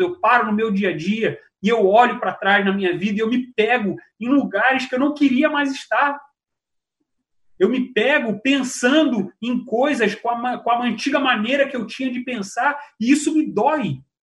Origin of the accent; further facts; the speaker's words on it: Rio de Janeiro, Brazil; moved away; cidade onde eu nasci, no Rio de Janeiro, é, um, uma, um bairro da Zona Norte